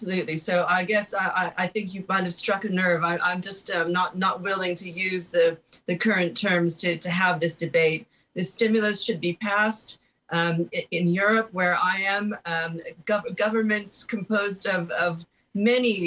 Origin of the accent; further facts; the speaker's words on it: United States; moved away as an adult; I'm an American who's been living outside my country for over 20 years